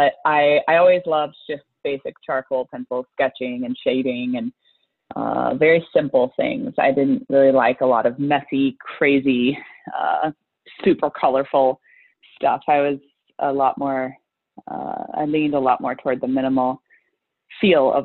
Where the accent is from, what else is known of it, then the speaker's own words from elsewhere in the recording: the South, United States; I grew up in the South.